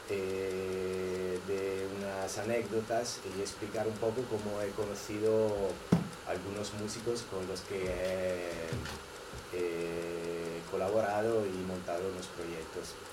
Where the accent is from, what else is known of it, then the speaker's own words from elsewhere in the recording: Verona, Veneto, Italy; Spanish is a second language; moved away as an adult; now in Barcelona, Spain; eh, vengo de Italia y llevo unos 14 años aquí.